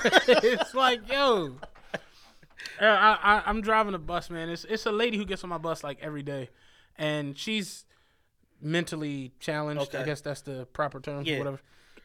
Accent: Penrose, Pennsylvania, United States; I'm from Penrose, if don't nobody know that shit. It's like, we didn't have that shit growing up.

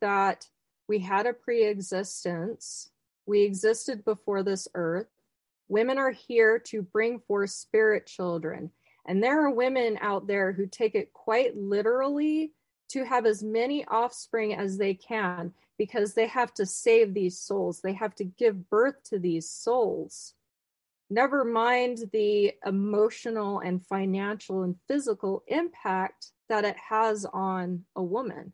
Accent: Midwest, United States; I am a Midwestern Mormon. I am not from Utah. The closest temple was Dallas.

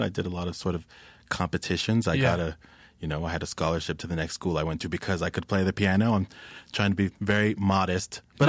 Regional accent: London, United Kingdom; born there; I was born in London.

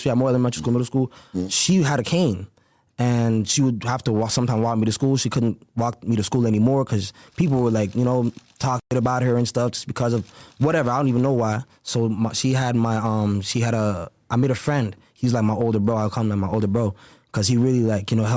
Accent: Brampton, Ontario, Canada; the place where I grew up in Brampton

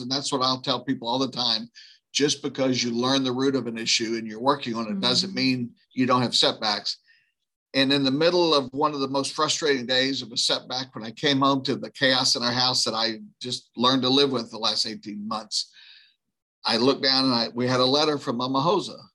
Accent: right outside of New Orleans, moved to rural Louisiana, United States; I grew up right outside of New Orleans

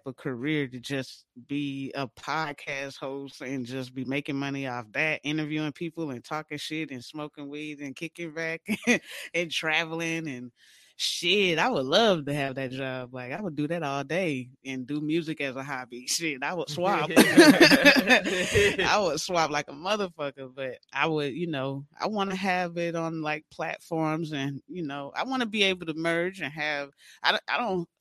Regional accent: Valdosta, Georgia, United States; moved away as an adult; also born or lived in Atlanta, Georgia; now in San Diego, United States; I'm from originally Valdosta, Georgia, 229

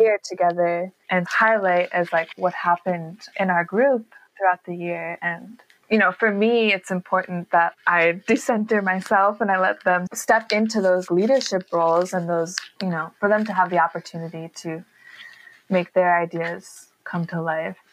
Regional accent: New York, United States; moved away as an adult; also born or lived in Bay Area, California; I'm originally from New York and grew up in a creative family.

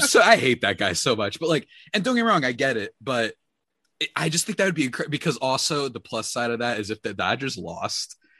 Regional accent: New Jersey, United States; I hail from the absurdest land known as New Jersey

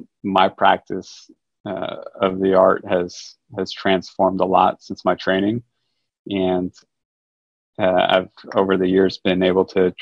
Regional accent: Los Angeles, California, United States; moved away as an adult; also born or lived in New York City; now in Houston, United States; I grew up in Los Angeles, California

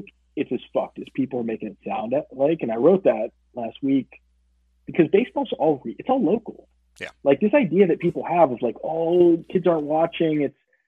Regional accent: Steubenville, Ohio, United States; also born or lived in Pittsburgh; now in Chicago, United States; growing up in Ohio

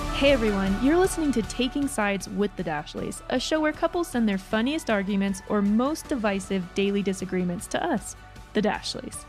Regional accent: Georgia, United States; moved away as an adult; also born or lived in Utah; I grew up in Georgia

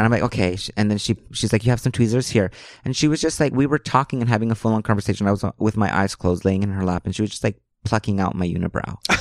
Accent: Los Angeles, California, United States; first language Spanish; I grew up in Hollywood. I went to Hollywood High School.

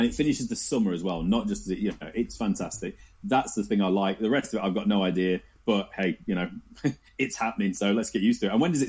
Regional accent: Nottinghamshire, East Midlands, United Kingdom; we're from Notts. I'm a Notts boy.

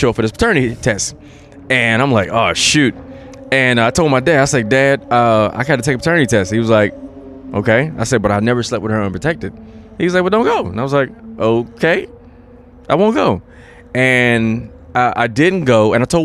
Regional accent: South Carolina, United States; moved away as an adult; now in Los Angeles, United States; I'm from South Carolina. I was born in South Carolina

